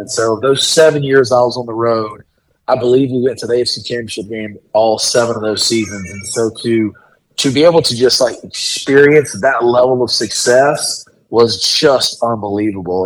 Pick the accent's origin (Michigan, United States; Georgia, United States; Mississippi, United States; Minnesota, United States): Georgia, United States; Marshallville; moved away; from Marshall